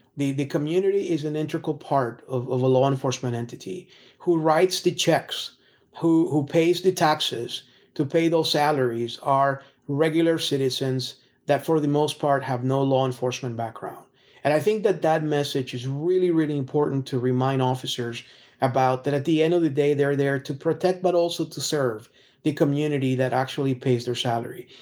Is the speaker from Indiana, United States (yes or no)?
no; Texas, United States; as a Texan